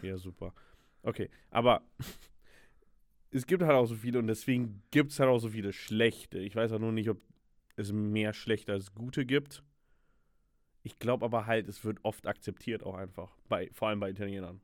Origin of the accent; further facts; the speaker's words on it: Germany; ich bin Deutscher